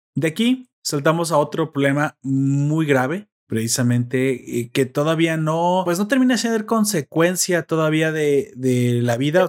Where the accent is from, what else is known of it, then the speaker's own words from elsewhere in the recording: Mexico; somos mexicanos